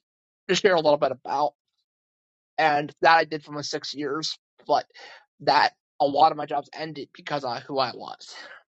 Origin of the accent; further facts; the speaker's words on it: Pennsylvania, United States; moved away as an adult; we're from Pennsylvania originally.